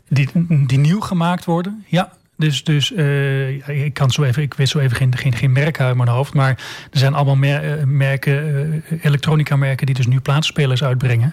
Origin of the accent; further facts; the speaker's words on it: Almelo, Overijssel, Netherlands; geboren en getogen in Almelo